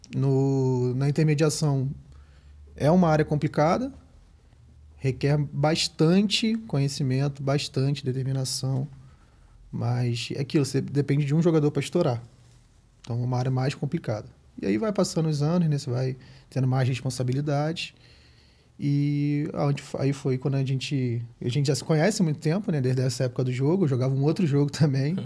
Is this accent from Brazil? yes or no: yes; Araruama, Rio de Janeiro, Brazil; clube lá da minha cidade, lá em Araruama, no Rio de Janeiro